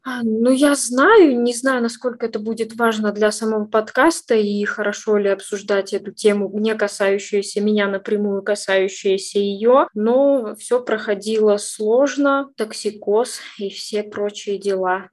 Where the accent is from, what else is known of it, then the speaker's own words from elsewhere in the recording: Orsk, Orenburg Oblast, Russia; now in Yekaterinburg, Russia; в моем родном городе, а родилась я не в Екатеринбурге, а в Оренбургской области, город Орск